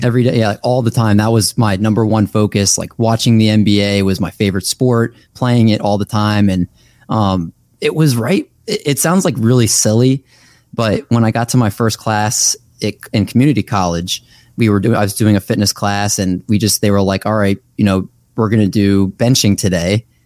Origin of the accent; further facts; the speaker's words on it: Olney, Maryland, United States; also born or lived in Silver Spring, Maryland / Towson, Maryland / Baltimore, Maryland; I'm from Maryland, lived here my whole life, actually